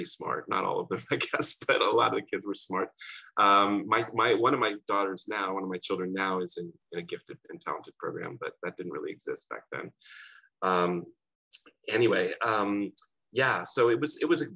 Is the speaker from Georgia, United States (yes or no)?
no; Cincinnati, Ohio, United States; also born or lived in Toronto, Canada; we moved to Cincinnati when I was 2 years old. And so I grew up in Cincinnati, Ohio